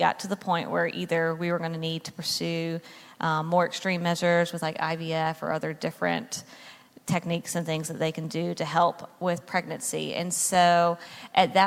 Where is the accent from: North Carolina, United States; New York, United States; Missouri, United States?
North Carolina, United States; moved away as an adult; now in New Jersey, United States; I was born and raised in North Carolina